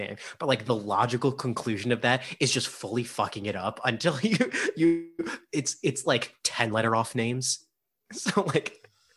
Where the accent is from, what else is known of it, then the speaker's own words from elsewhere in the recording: New York, United States; moved away as an adult; we're from New York